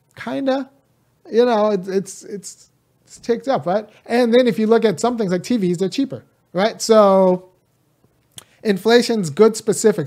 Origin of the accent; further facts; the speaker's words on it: California, United States; also born or lived in Bay Area, California / Chicago / Boston; I'm from California, state run by Democrats